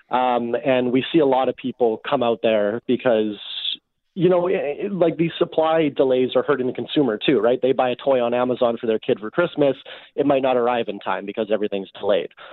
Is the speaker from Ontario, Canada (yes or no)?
no; Winnipeg, Manitoba, Canada; I grew up in Winnipeg.